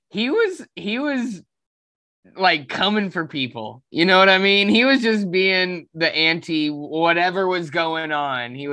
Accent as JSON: {"language": "English", "region": "Florida", "country": "United States", "said": "We're from Florida. Fuck your West Coast shit."}